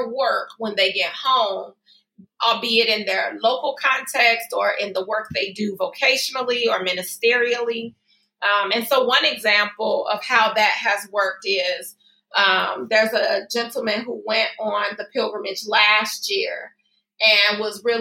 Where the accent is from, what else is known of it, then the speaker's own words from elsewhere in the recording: Chicago, Illinois, United States; also born or lived in Berwyn, Illinois; I was born and raised in the Austin community.